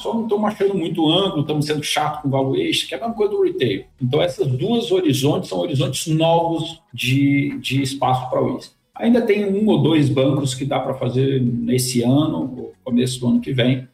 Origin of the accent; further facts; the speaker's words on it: Brazil; como brasileiro